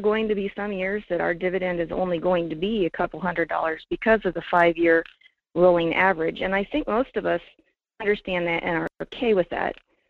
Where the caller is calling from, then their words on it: Fairbanks, Alaska, United States; … in Fairbanks.